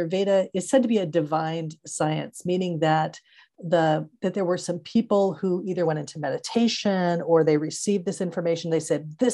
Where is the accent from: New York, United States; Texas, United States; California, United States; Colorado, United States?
California, United States; Santa Clara Valley; growing up in Santa Clara Valley